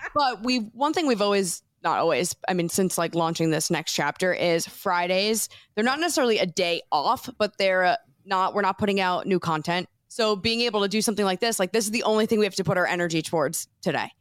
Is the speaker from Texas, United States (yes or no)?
no; New Jersey, United States; moved away as an adult; we're from New Jersey